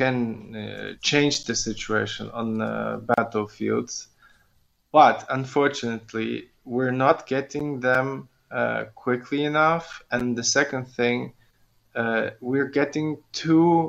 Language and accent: English; Ukraine; coming back to my hometown and rejoining my family